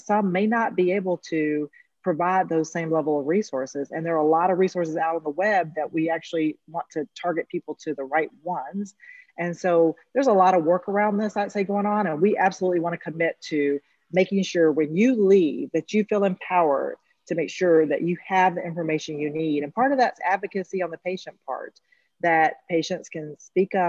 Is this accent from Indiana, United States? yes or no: no; Eastern North Carolina, United States; I come from Eastern North Carolina